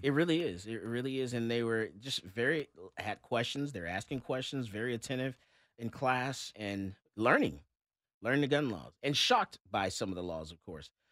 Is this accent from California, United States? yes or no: no; Fort Lauderdale, Florida, United States; now in Texas, United States; That's my home state where I was born, Fort Lauderdale, Florida